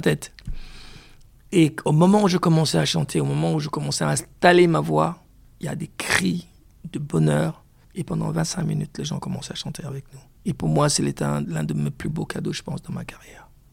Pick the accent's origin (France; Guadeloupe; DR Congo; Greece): DR Congo; chez moi au Congo